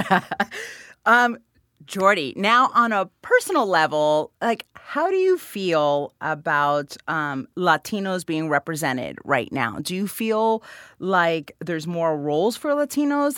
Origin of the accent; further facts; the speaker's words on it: Florida, United States; I'm from Florida